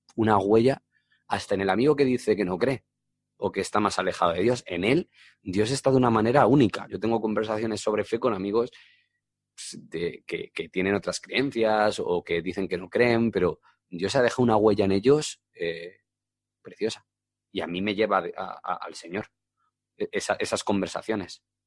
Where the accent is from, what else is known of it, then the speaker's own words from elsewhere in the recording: Alcorcón, Community of Madrid, Spain; also born or lived in Getafe; a veces digo más que soy de Alcorcón que soy de Getafe